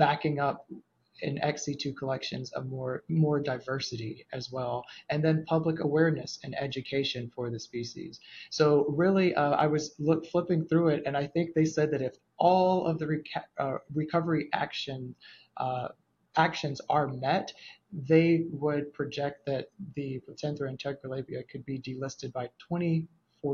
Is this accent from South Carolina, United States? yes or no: yes; Waterloo, South Carolina, United States; moved away as an adult; now in Atlanta, United States; I grew up in rural South Carolina in a very small town called Waterloo, South Carolina